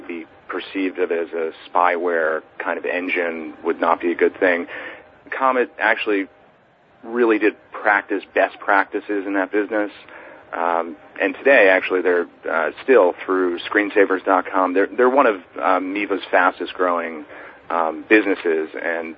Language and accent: English; New York City, New York, United States; I was born and raised in New York City. I grew up here